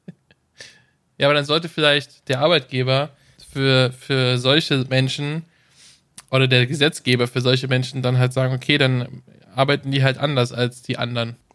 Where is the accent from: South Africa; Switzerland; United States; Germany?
Germany; bei uns in Deutschland